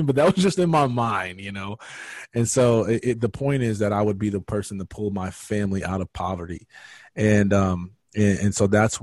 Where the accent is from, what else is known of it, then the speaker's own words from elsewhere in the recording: Michigan, United States; now in Georgia, United States; I live in Georgia now. I am from Michigan